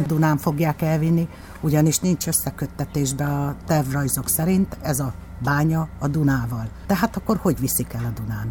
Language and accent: Hungarian; Pilismarót, Komárom-Esztergom, Hungary; moved away as an adult; also born or lived in Budapest; itt nőttem föl, aztán elköltöztem Pestre munkavéget